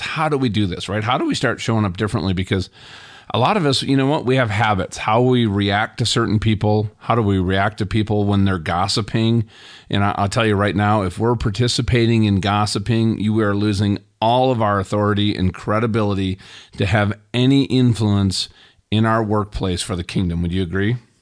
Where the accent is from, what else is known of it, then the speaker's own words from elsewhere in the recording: Burnsville, Minnesota, United States; I grew up in Burnsville, Minnesota.